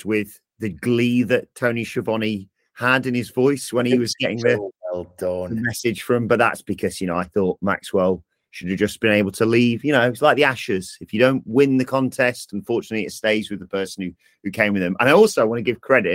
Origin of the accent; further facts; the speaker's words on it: United Kingdom; I'm British